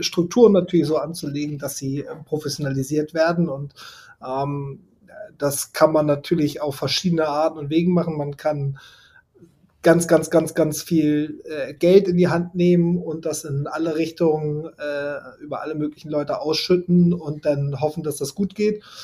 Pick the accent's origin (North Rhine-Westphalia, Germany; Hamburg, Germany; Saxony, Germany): Hamburg, Germany; meine Heimat, der Platz, wo ich groß geworden bin, das Quellental